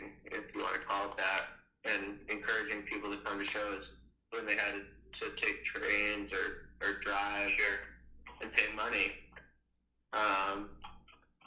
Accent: Newton, Massachusetts, United States; I grew up in Newton, Massachusetts, which is suburb of Boston there

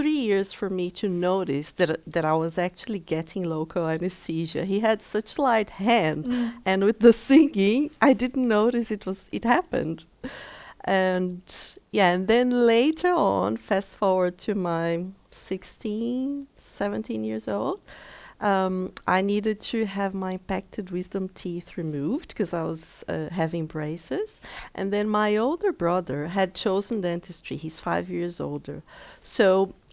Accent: Brazil; moved away as an adult; also born or lived in Denmark / South Africa; now in Greyton, South Africa; the first opportunity I had to leave my home state in Brazil, I did.

